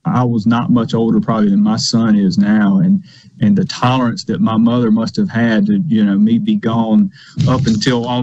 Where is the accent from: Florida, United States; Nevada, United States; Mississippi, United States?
Mississippi, United States; Lawrence County; I grew up in Lawrence County. Out in the country